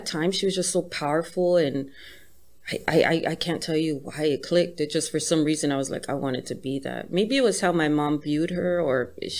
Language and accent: English; Torrance, California, United States; born there; also born or lived in Linwood / Harbor City; I was born in Torrance.